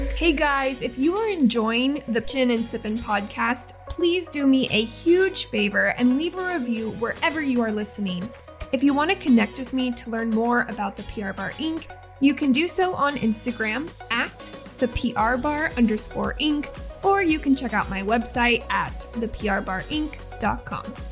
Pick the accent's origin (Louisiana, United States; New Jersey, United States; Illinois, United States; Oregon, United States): Oregon, United States; now in Ventura, United States; I'm from Oregon